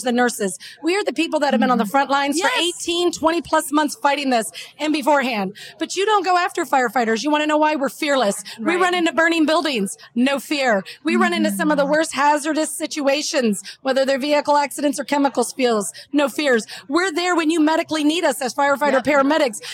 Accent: United States

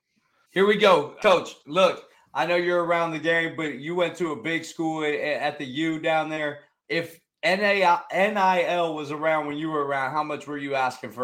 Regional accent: Youngstown, Ohio, United States; now in Columbus, United States; I'm from Youngstown.

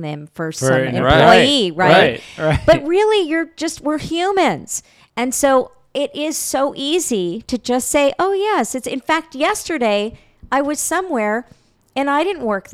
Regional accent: New York, United States; I'm a New Yorker

